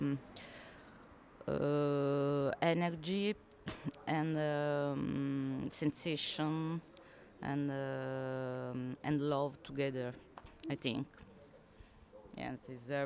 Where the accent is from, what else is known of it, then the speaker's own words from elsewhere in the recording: Naples, Campania, Italy; English is a second language; I come from Naples